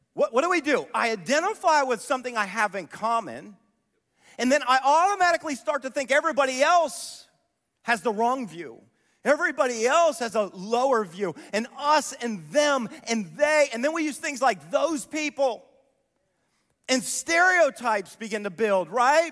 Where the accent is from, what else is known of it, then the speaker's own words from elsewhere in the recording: Columbus, Ohio, United States; I grew up near Whitehall in Columbus